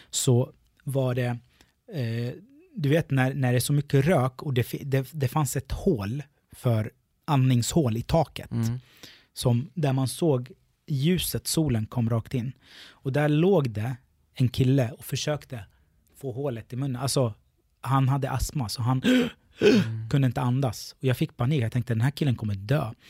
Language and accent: Swedish; Sweden; Eh, då säger jag kommer från Sverige. De fattar inte vart det ligger.